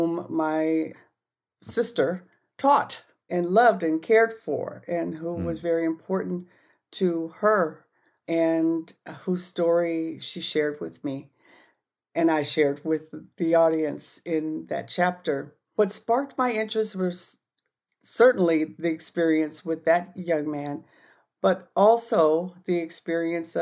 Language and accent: English; Gardena, California, United States; I grew up in Gardena, California, just outside of Los Angeles, about 10 miles away from Los Angeles